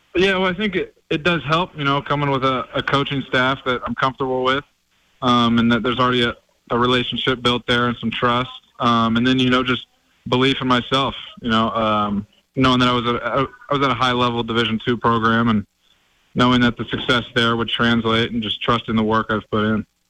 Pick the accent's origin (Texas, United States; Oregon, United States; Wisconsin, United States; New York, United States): Oregon, United States; born or raised there; now in Montana, United States